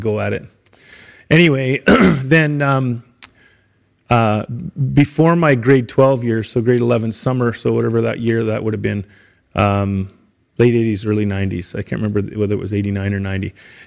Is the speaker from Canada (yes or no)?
yes; Saskatchewan, Canada; moved away as an adult; now in Edmonton, Canada; I grew up in Saskatchewan.